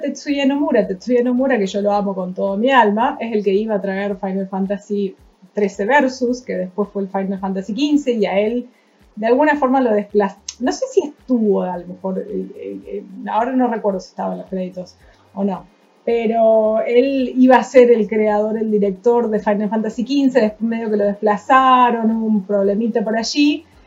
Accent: San Francisco, Córdoba, Argentina; de San Francisco, Córdoba

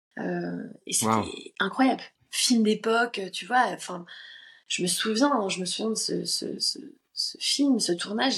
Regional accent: Paris, Île-de-France, France; J'habitais dans le dans, le 13e à, cette époque-là

